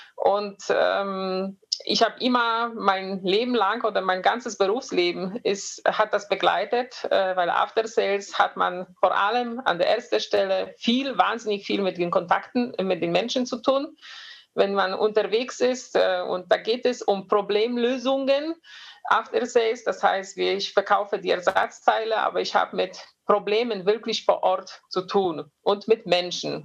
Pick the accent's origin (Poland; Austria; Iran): Poland; near Poznań, Greater Poland; German is a second language; moved away as an adult; now in Germany; Ich bin ähm, in, nicht weit von Posen. Wenn man so ein bisschen polnische ähm, Geografie kennt, äh, geboren, aufgewachsen.